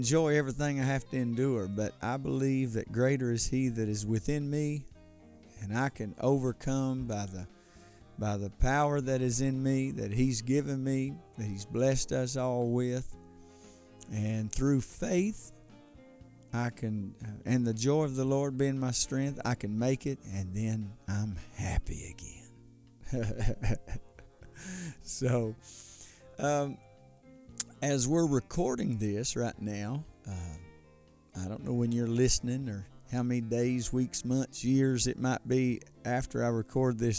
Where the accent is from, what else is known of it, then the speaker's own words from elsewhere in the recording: United States; As an American